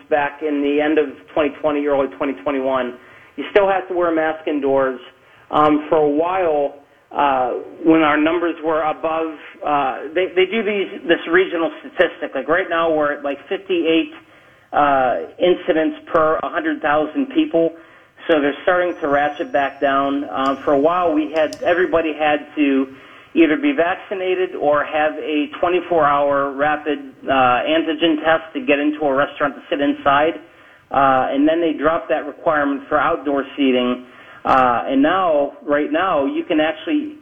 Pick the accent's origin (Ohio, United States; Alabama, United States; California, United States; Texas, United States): Ohio, United States; Middleburg Heights; moved away as an adult; now in Germany; I'm from Cleveland. I'm from Middleburg Heights